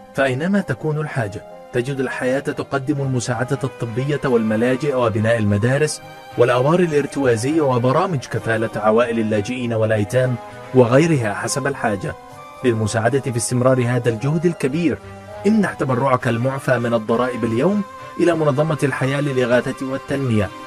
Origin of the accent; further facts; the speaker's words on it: Egypt; عندنا في مصر